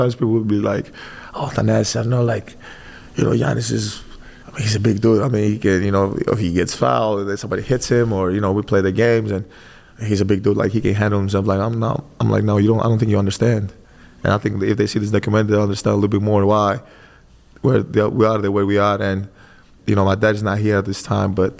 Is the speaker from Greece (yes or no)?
yes; Greece; moved away as an adult; now in United States; born and raised in Greece